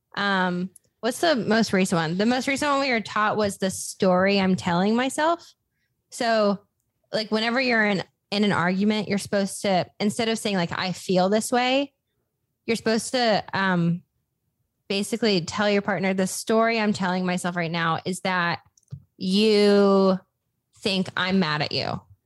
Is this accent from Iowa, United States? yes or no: yes; Des Moines, Iowa, United States; moved away as an adult; also born or lived in Los Angeles / Nashville; I moved back to my hometown, which is Des Moines, Iowa